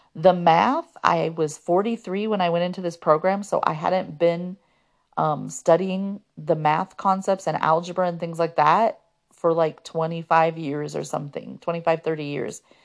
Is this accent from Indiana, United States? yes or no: yes; Fort Wayne, Indiana, United States; I was still living in my hometown of Fort Wayne at the time